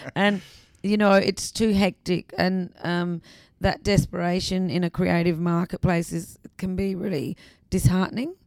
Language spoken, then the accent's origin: English; Adelaide, South Australia, Australia; also born or lived in England; I was born in England, but um, I I grew up in South Australia, and I did go to school in Adelaide